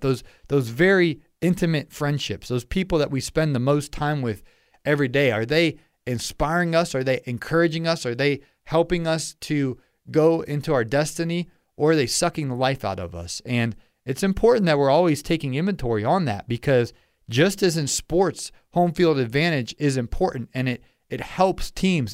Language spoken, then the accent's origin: English; Ohio, United States; now in Atlanta, United States; I'm from Ohio